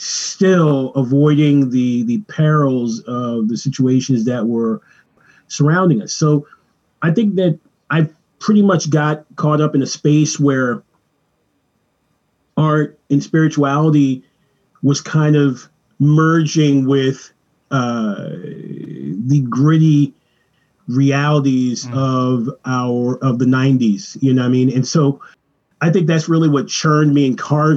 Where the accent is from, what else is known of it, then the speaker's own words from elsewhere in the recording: Los Angeles, California, United States; I was born in Venice Beach, California